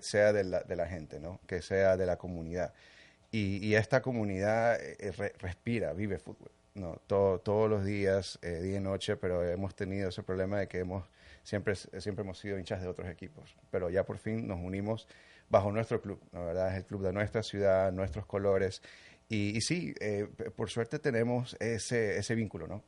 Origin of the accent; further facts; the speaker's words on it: Ecuador; also born or lived in New Jersey, United States / New York, United States; now in Miami, United States; nací en New Jersey, en, Estados Unidos, pero desde muy chiquito me fui para Ecuador. Mis padres son ecuatorianos